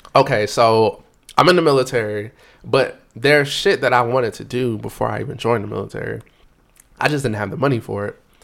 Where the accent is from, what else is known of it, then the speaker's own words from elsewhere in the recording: Raleigh, North Carolina, United States; I'm from Raleigh, North Carolina